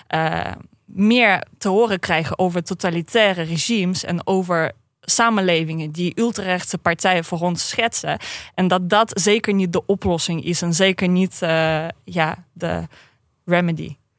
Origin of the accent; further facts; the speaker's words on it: Saint Petersburg, Russia; Dutch is a second language; moved away as an adult; now in Netherlands; Ik kom uit Sint-Petersburg vandaan